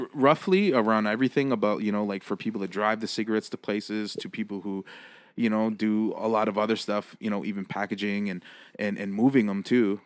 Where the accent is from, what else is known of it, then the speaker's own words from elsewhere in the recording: Six Nations, Ontario, Canada; also born or lived in Brantford, Ontario; born and raised on Six Nations, Ontario